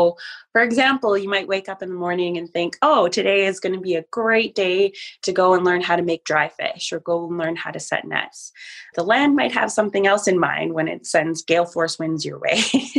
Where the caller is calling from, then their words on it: Yellowknife, Northwest Territories, Canada; I'm calling in from Chief Dry Geese Territory, which is Treaty 8 territory in Yellowknife, the Northwest Territory, so high up in Canada, north of 60.